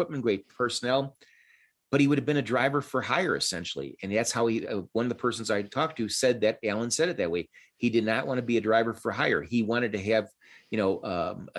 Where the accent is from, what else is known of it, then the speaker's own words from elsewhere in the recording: Chicago, Illinois, United States; I'm from Chicago